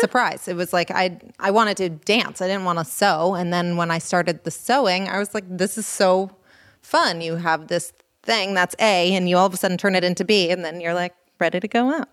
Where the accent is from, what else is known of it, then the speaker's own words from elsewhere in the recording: Los Angeles, California, United States; also born or lived in Berkeley; I grew up in Los Angeles